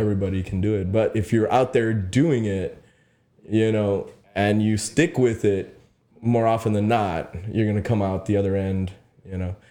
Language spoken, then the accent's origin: English; Sullivan City, Texas, United States; I'm from Sullivan City, you know, we have cactuses and cows